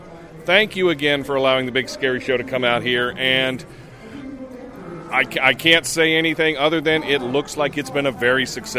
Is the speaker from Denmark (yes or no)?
no; Charlotte, North Carolina, United States; live at the Oddities and Curiosities Expo in my hometown of Charlotte, North Carolina.